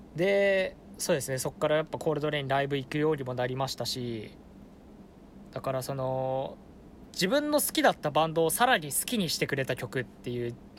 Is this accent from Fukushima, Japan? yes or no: yes; Fukushima, Japan; born or raised there